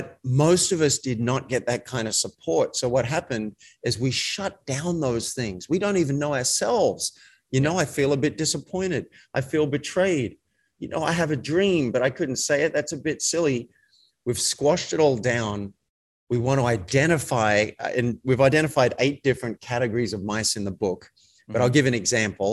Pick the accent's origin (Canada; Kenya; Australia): Australia; I was raised in Australia in a country town